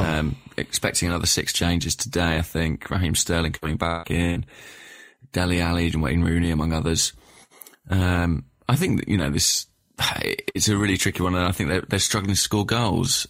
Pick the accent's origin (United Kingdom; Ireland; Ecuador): United Kingdom; England; as an Englishman